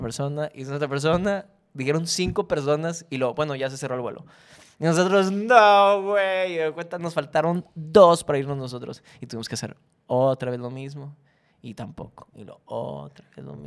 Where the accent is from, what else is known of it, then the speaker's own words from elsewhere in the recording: Monterrey, Nuevo León, Mexico; somos de Monterrey